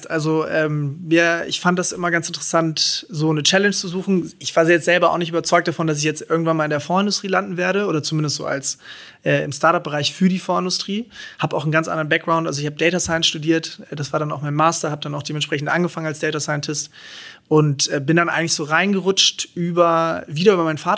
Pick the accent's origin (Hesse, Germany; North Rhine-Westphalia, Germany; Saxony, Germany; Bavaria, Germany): North Rhine-Westphalia, Germany; Cologne; born there; Ich bin geborener Kölner, ähm, genau. Ähm, meine Eltern sind beide Deutsche.